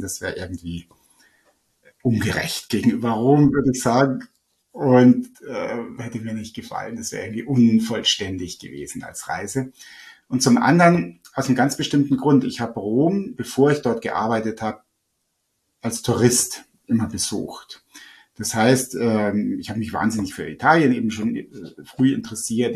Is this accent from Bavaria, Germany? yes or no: yes; Upper Bavaria, Germany; also born or lived in Rome; bei uns in Oberbayern